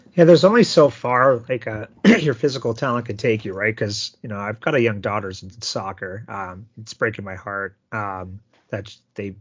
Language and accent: English; Sault Ste. Marie, Ontario, Canada; I'm from Sault Ste. Marie, Ontario, home of the good old Greyhounds